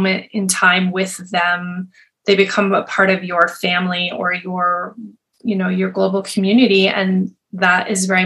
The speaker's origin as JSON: {"language": "English", "region": "Montana", "country": "United States", "tie": "born or raised there", "said": "I grew up in Montana in a really small town"}